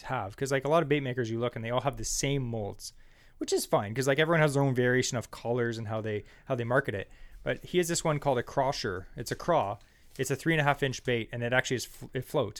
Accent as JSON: {"language": "English", "region": "Ontario", "country": "Canada", "said": "we're from Ontario"}